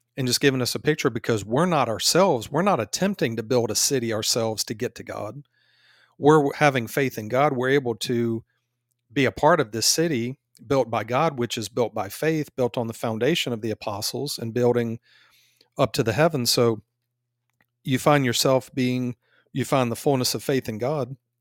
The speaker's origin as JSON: {"language": "English", "country": "United States", "said": "we're from America"}